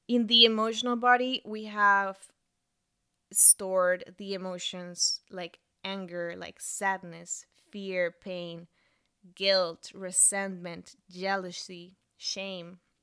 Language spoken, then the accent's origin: English; Bogotá, Colombia; English is a second language; moved away as an adult; also born or lived in Montreal / Toronto; I moved from my hometown, Bogota, to Montreal to study French for six months.